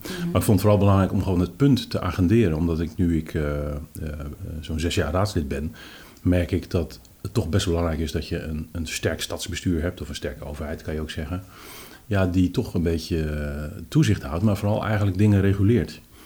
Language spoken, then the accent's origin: Dutch; Amsterdam, North Holland, Netherlands; voor ons, hè, als Amsterdammers